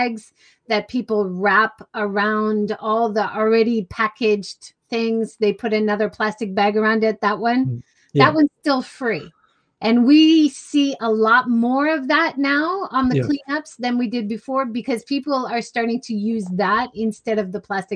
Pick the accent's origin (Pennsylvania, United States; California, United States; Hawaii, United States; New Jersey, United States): Hawaii, United States; I grew up in Hawaii.